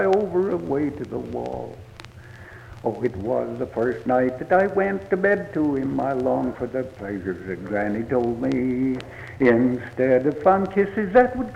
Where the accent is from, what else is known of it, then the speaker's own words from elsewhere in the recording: Traverse City, Michigan, United States; I do, and it's always been my hometown ever since I was a kid